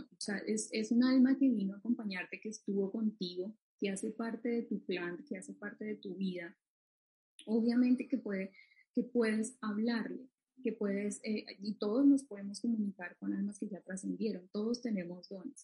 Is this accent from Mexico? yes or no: no; Colombia; en mi país, pues Colombia